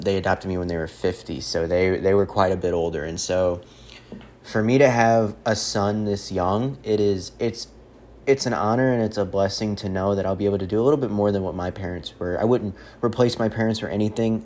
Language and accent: English; St. Charles, Missouri, United States; I'm a kid from Saint Charles, Missouri